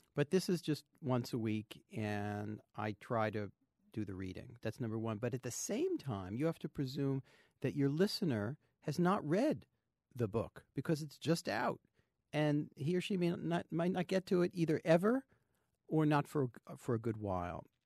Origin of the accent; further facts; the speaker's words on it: New Jersey, United States; I grew up in New Jersey